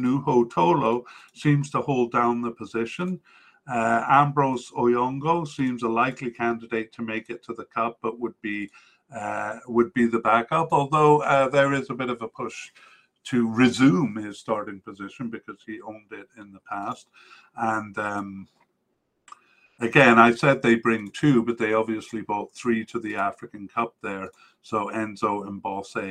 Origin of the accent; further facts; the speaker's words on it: Canada; as a Canadian